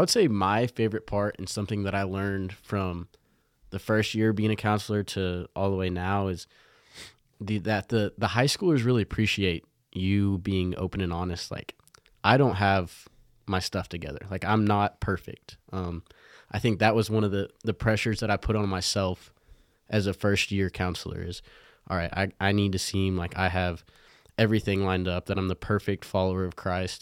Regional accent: Lubbock, Texas, United States; I grew up here in Lubbock

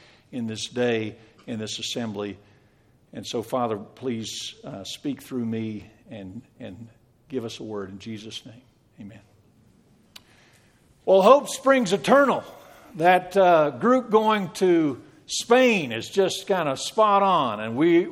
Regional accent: Western Pennsylvania, United States; moved away; I was raised in Western Pennsylvania

